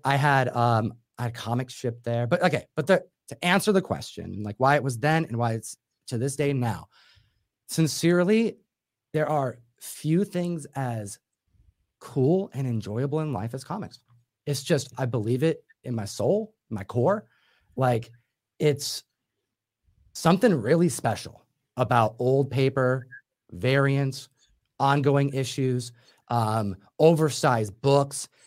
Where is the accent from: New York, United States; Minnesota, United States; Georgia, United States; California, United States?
New York, United States; Buffalo; moved away; also born or lived in Seattle; Which is where I'm from as well.